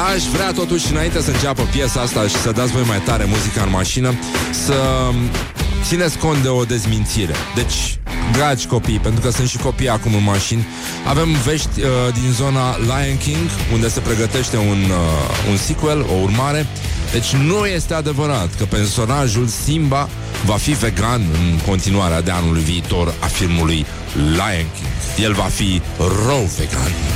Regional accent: Romania; noi uh, românii

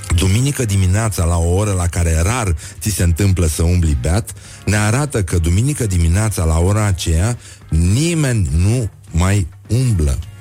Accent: Brăila, Brăila County, Romania; Eu sunt din Brăila

